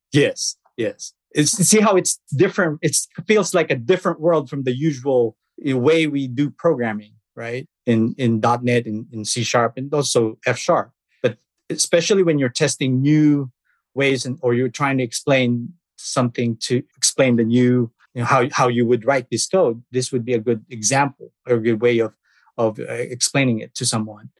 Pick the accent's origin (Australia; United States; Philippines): Philippines; moved away as an adult; I was born in the Philippines.